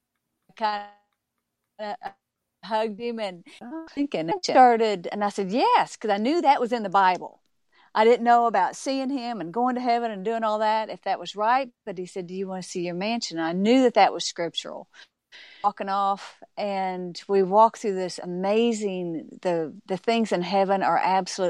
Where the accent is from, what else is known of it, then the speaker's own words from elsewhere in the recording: Arkansas, United States; I was raised in Arkansas